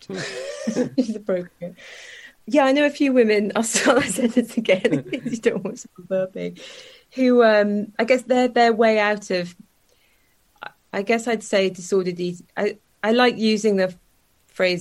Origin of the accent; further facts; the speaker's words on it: South Wales, United Kingdom; I grew up in South Wales.